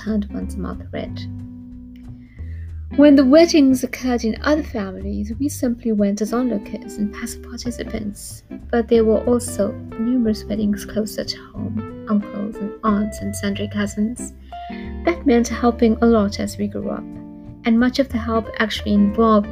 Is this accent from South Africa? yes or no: yes; Durban, KwaZulu-Natal, South Africa; Growing up in Durban and knowing little about how the rest of the world functioned